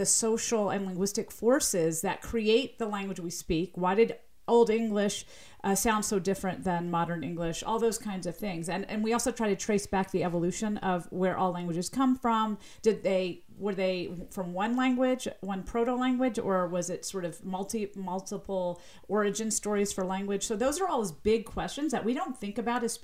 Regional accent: Southern US, United States; accent: slight Southern; my slight Southern accent

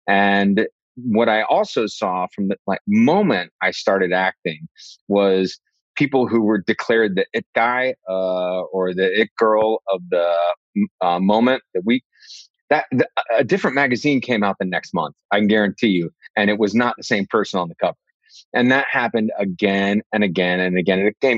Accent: New York City, New York, United States; Like, to have an opportunity to work with those masters, like on Broadway in the city, in my hometown.

